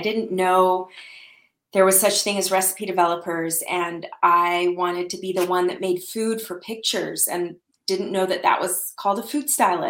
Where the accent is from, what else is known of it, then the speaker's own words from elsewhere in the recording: Salt Lake City, Utah, United States; also born or lived in Saudi Arabia / Arizona; I grew up in Salt Lake City, Utah, and we lived all over. My family lived overseas in Saudi Arabia for a few years when I was little, and then moved back to the States, to Utah.